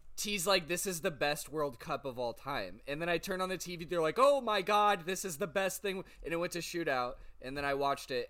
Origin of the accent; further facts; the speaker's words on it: Canton, United States; moved away; up north to Canton to my hometown